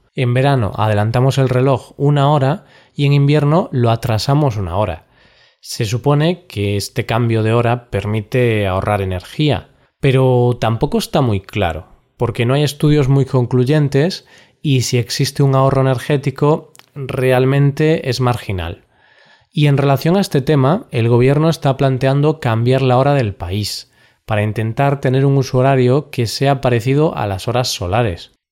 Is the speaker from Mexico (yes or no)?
no; Spain; Somos los españoles